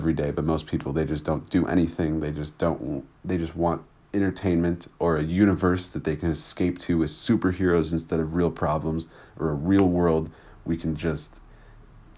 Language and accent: English; United States; as a black boy growing up in America